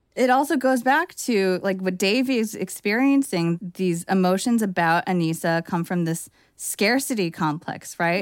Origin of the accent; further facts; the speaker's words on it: Bay Area, California, United States; I'm from the Bay Area